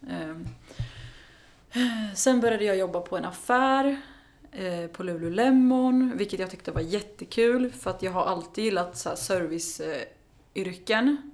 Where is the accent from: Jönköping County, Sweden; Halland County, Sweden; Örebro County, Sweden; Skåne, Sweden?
Örebro County, Sweden; Karlskoga; moved away as an adult; now in Stockholm, Sweden; jag är från Karlskoga. så jag, flytt, ja, mm. så jag flyttade hem till gården igen.